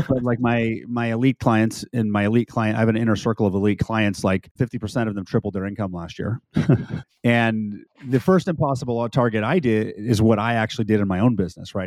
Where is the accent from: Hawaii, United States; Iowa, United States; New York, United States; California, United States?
California, United States; now in Texas, United States; Former, formerly a California, now I'm a Texan